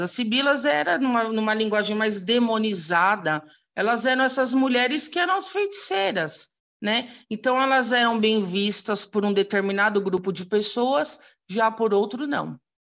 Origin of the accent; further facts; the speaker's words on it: São Paulo, Brazil; sou de São Paulo, capital